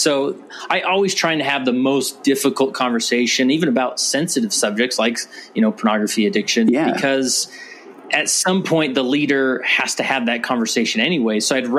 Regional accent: West Valley City, Utah, United States; So I was born and raised in Utah, particularly in West Valley City, Utah, which is just west of Salt Lake City.

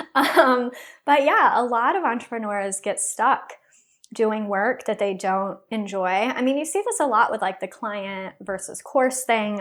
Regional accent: Texas, United States; moved away; also born or lived in Chicago / Los Angeles; I'm originally from Texas

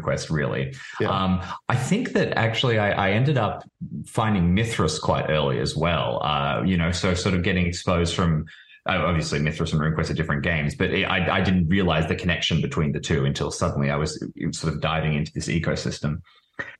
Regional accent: Melbourne, Victoria, Australia; I'm from Melbourne, Australia

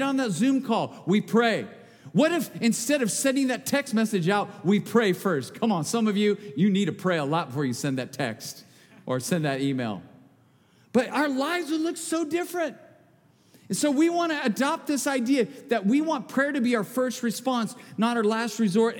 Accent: Bakersfield, California, United States; I'm from Bakersfield. All we sell in the hardware store is duct tape. Come on. And I live there

